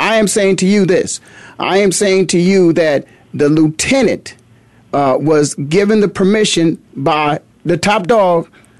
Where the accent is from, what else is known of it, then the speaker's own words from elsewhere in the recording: Canton, Ohio, United States; now in Phoenix, United States; my hometown, Canton, Ohio.